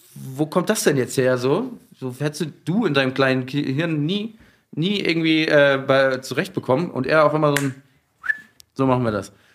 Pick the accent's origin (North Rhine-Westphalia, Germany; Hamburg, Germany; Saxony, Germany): Hamburg, Germany; moved away as an adult; now in Berlin, Germany; ich bin ja aus Hamburg